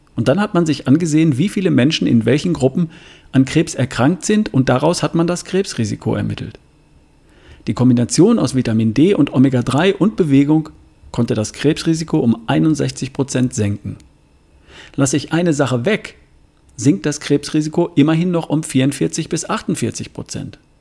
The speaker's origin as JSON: {"language": "German", "country": "Germany", "said": "hier bei uns in Deutschland"}